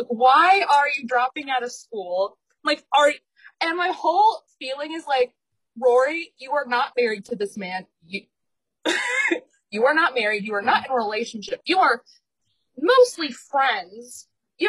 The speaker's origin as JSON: {"language": "English", "region": "Connecticut", "country": "United States", "said": "we're both from Connecticut"}